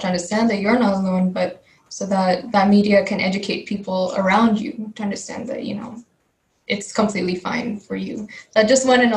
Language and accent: English; California, United States; first language Telugu; I also grew up in the US. I grew up in California